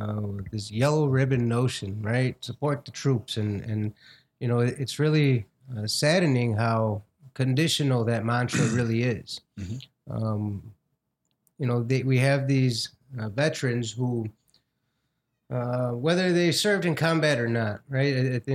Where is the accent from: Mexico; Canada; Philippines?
Mexico; now in United States; I'm an immigrant from Mexico.